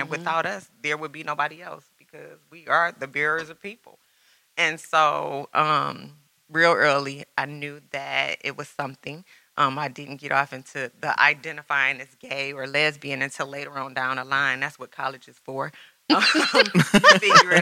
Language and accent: English; Detroit, Michigan, United States; I grew up in Detroit. I'm a native Detroiter